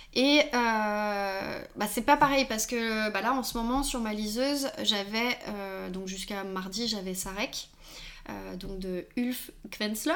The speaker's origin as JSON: {"language": "French", "town": "Lyon", "region": "Auvergne-Rhône-Alpes", "country": "France", "said": "je suis lyonnaise"}